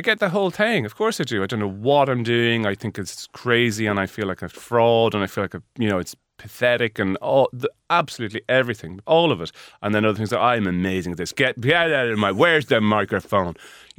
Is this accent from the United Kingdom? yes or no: no; Leinster, Ireland; I'm a hick. I'm from Meath, so I'm used to cows and trees and rain.